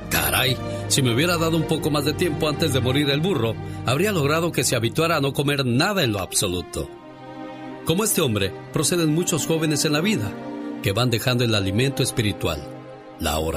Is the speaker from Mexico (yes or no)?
yes; San Luis Potosí, Mexico; moved away; un día salí de San Luis Potosí, México